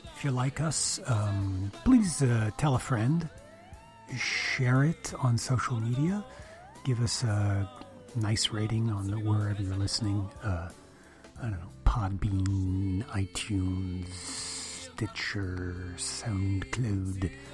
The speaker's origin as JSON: {"language": "English", "town": "Montreal", "region": "Quebec", "country": "Canada", "tie": "born or raised there", "said": "grow up in montreal"}